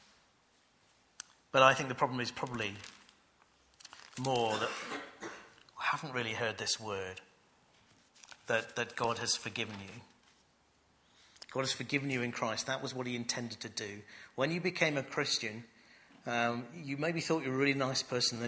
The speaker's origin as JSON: {"language": "English", "country": "United Kingdom", "said": "as British people"}